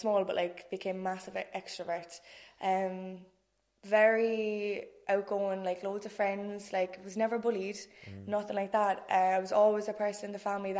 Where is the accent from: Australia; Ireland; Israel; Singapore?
Ireland; Cork, Munster; I'm 26, from Dublin Hill. Posh Nori, as you might say